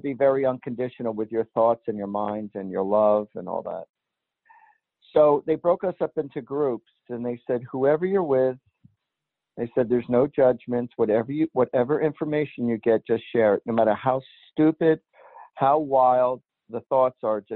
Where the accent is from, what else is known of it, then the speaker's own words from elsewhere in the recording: New Jersey, United States; I was born and raised in New Jersey